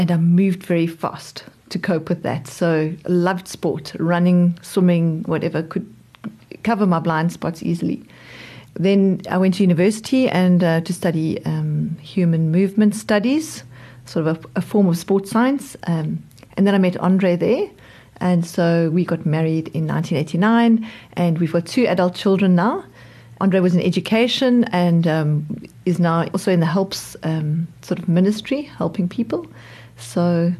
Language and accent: English; Johannesburg, Gauteng, South Africa; now in Cape Town, South Africa; I was born in Johannesburg.